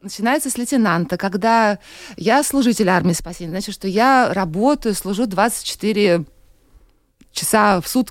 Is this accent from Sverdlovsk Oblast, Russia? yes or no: no; Saint Petersburg, Russia; moved away as an adult; now in Latvia; я из России, угу. родилась, выросла в Санкт-Петербурге. Вот в Латвии три года сейчас мы с мужем живем